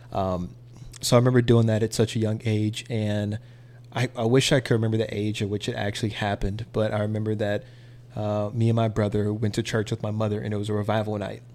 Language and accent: English; Mississippi, United States; now in Dallas, United States; we moved to Mississippi and we spent the rest of our, a majority of my life in Mississippi